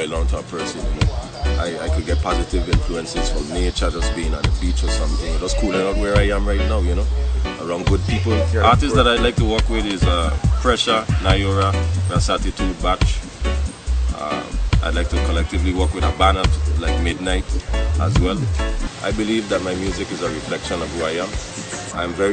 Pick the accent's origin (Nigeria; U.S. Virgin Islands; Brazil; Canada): U.S. Virgin Islands; also born or lived in St. Croix; Basically, I was born in St. Croix. Moved to St. John at 7 years old. Currently living in St. John